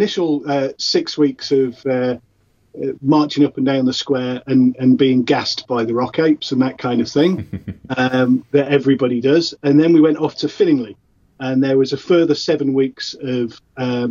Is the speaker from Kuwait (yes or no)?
no; Salford, North West England, United Kingdom; where I grew up in Salford